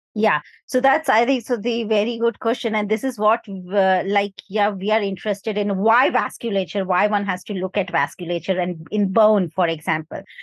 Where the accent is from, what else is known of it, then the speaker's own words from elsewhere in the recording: India; now in United Kingdom; I come from India